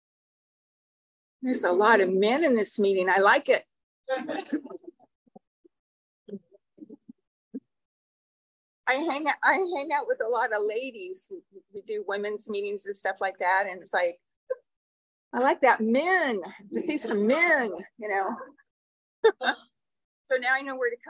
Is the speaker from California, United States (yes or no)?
yes; Huntington Park, California, United States; I was born in Huntington Park, California